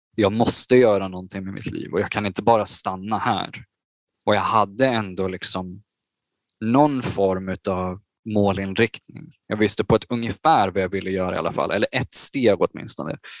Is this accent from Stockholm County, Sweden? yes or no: yes; Bro, Stockholm County, Sweden; moved away as an adult; now in Japan; Det, det var mycket dataspel och tv-spel under min barndom i Bro